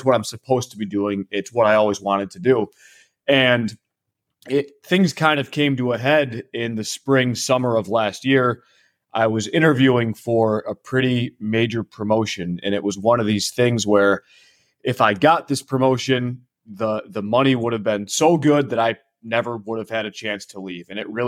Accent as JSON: {"language": "English", "region": "Michigan", "country": "United States", "said": "I'm from Michigan, so sometimes people will say it's Canadian."}